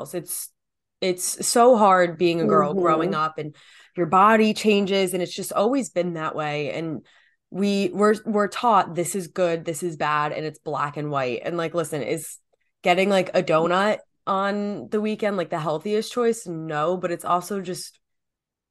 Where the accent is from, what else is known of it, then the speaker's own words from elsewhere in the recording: New Jersey, United States; I'm from Jersey, so we've got the good pizza